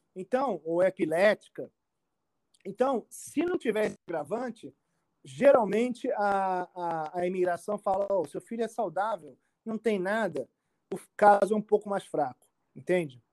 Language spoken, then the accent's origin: Portuguese; Rio de Janeiro, Brazil; moved away as an adult; also born or lived in Brasília; now in United States; eu nasci no Rio de Janeiro, é, num bairro do, chamado Tijuca, e é um dos bairros mais cariocas